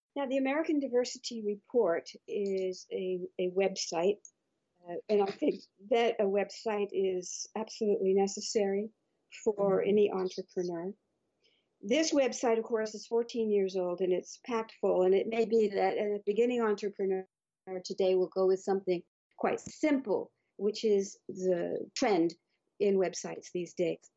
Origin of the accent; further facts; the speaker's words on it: Bermuda; moved away; I was brought up in Bermuda where there are no mountains